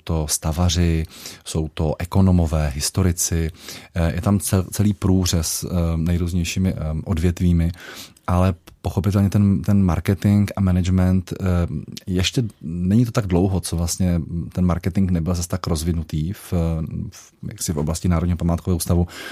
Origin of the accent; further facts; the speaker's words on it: Moravia, Czechia; now in Karlštejn, Czech Republic; když jsem jezdíval ještě domů na Moravu